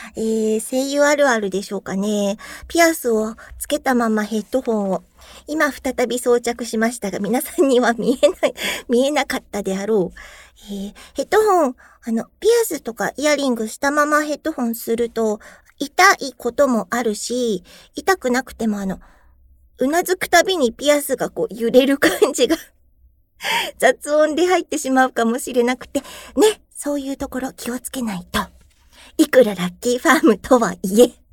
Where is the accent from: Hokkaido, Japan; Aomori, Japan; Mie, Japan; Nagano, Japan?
Aomori, Japan; born or raised there; now in Tokyo, Japan